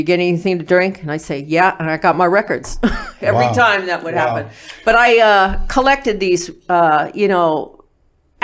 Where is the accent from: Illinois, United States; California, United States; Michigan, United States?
California, United States; Lawndale; also born or lived in Inglewood, California; I was born in Inglewood, California. And I was not in Inglewood for very long. We moved out to Lawndale. So I went to Lawndale schools, Lawndale High School